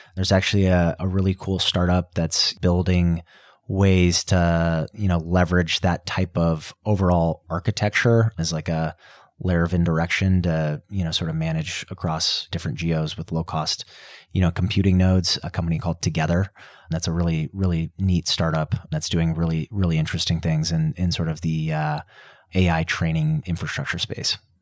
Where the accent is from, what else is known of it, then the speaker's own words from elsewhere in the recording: Colorado, United States; I grew up in Colorado around the mountains